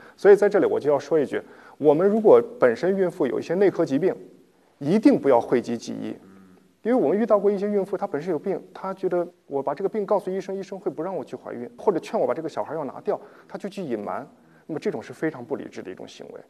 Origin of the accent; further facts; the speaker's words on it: China; 我们中国人的饮食结构其实还是有一定问题的